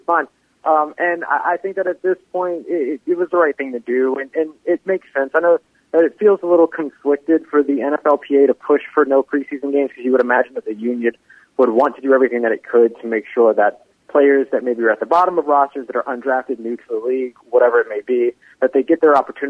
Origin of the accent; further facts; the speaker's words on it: New Orleans, Louisiana, United States; me growing up in New Orleans